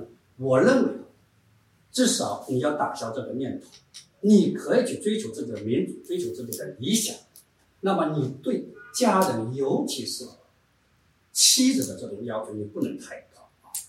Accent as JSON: {"language": "Chinese", "region": "Shanghai", "country": "China", "said": "我是来自中国上海的人权律师啊，"}